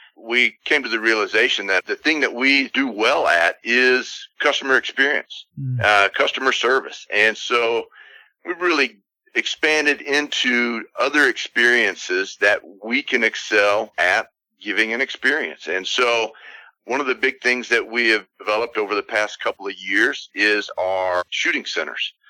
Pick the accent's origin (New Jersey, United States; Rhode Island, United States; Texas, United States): Texas, United States; we're from Texas